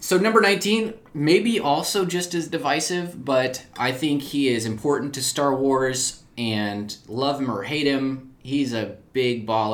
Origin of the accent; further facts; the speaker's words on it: Texas, United States; I'm from Texas.